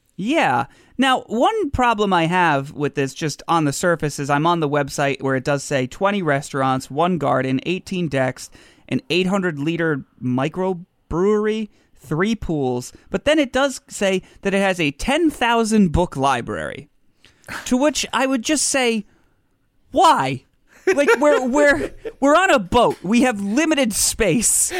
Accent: United States; I'm American

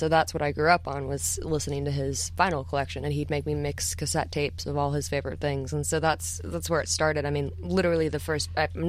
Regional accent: St. Louis, Missouri, United States; because I was born in St. Louis

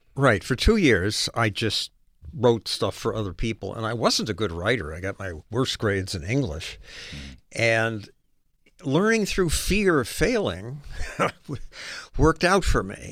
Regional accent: Chicago, Illinois, United States; moved away; also born or lived in Oregon / New York City; I was raised in Chicago.

